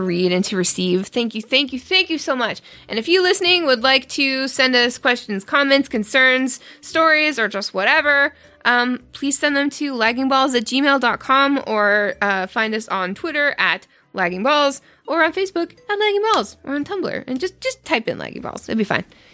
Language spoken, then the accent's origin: English; Canada; I'm Canadian